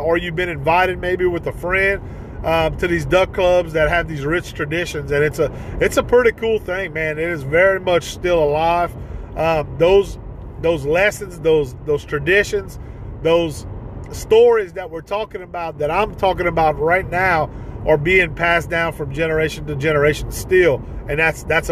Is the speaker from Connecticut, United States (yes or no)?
no; Ville Platte, Louisiana, United States; my hometown of Ville Platte